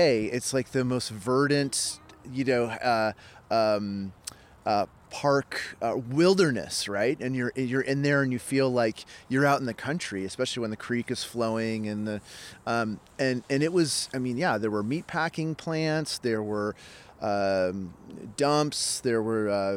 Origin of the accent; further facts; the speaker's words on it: United States; moved away as an adult; also born or lived in Texas; now in Edmonton, Canada; I'm American, and I'd been living in Texas